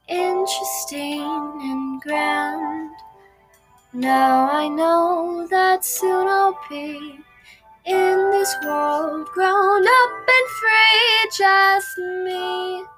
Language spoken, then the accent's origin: English; Queens, New York, United States; But I always say I'm from Queens.